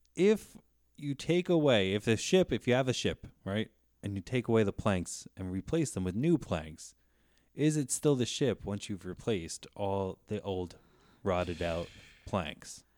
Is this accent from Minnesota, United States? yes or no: no; New Jersey, United States; moved away; I am from New Jersey originally